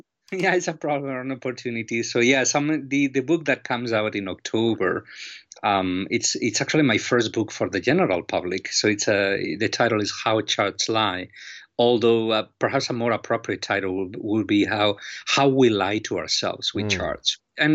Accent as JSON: {"language": "English", "region": "Galicia", "country": "Spain", "moved": "yes", "lives_now": "Miami, United States", "said": "I am originally from Spain, from northwestern Spain, a region called Galicia. And Galicia is very rainy and dark and windy and cold."}